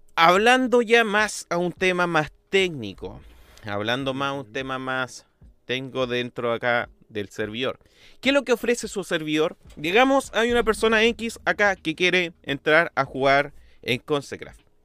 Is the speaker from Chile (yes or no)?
yes; Chile; como uno chileno sabe cuánto vale una luca